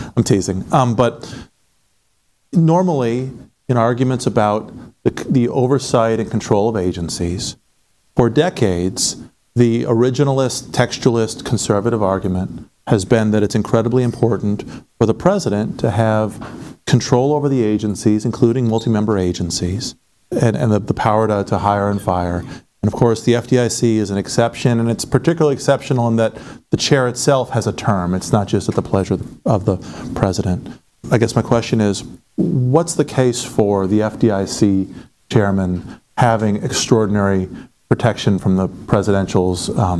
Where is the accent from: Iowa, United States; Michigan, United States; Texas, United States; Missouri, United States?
Iowa, United States; I'm from Iowa